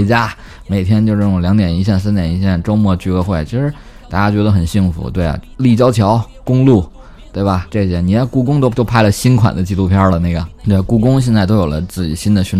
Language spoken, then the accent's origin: Chinese; Beijing, China; accent: Beijing; 其实我觉得已经浅多了。我以前北京口音更重，人家去了外地生活了几年，回来之后口音就变了，对，就不像以前那个。